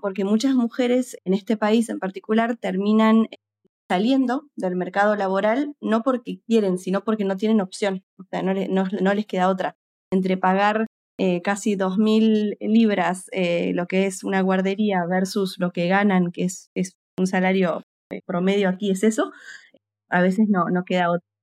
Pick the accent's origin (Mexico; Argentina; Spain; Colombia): Argentina; now in United Kingdom; soy argentina y estoy actualmente basada en el Reino Unido